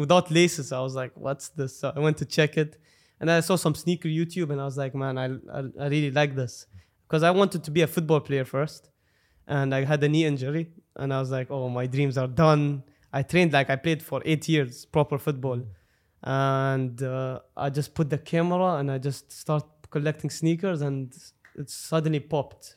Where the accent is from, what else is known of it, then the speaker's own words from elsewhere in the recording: Dubai, United Arab Emirates; I'm from Dubai